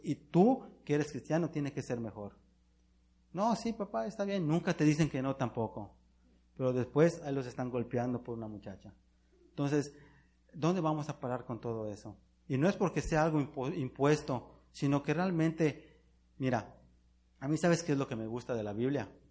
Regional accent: Mexico; nosotros como mexicanos

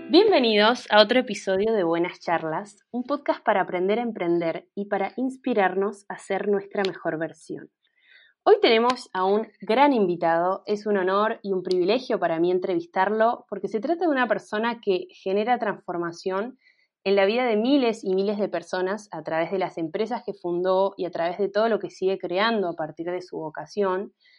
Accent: Mendoza, Argentina; now in Córdoba, Argentina; yo soy de Mendoza, pero vivo en Córdoba

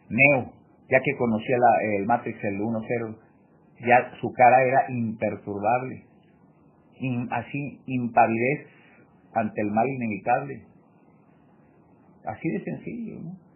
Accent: Mexico; Bueno, pues sí … también mexicano

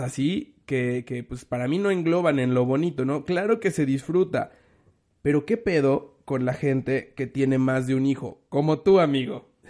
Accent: Mexico; Soy mexicano

